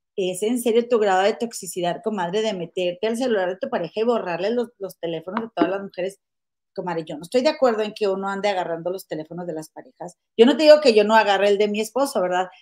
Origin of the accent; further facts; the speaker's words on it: Monterrey, Nuevo León, Mexico; moved away; somos de Monterrey dijimos, pues de ahí somos